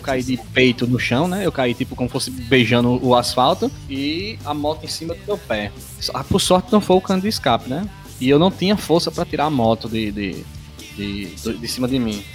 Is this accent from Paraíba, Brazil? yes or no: yes; Paraíba, Brazil; a gente, os três aqui, nós somos da Paraíba